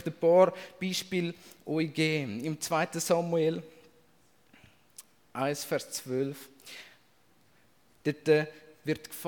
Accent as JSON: {"language": "German", "country": "Switzerland", "said": "Als Schweizer ähm, ist uns das, glaube ich, nicht im Unterbewusstsein und nicht im Bewusstsein."}